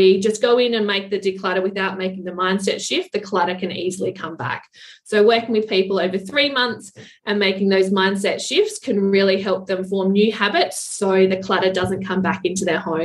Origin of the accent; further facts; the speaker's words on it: Adelaide, South Australia, Australia; moved away as an adult; now in Alford, Australia; I'm from Adelaide, 2.5 hours from where I live now